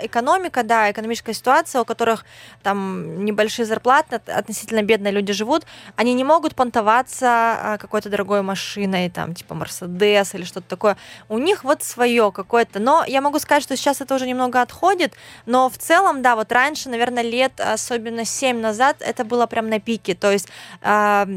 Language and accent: Russian; Khabarovsk, Khabarovsk Krai, Russia; я вообще из Хабаровска, это Дальний Восток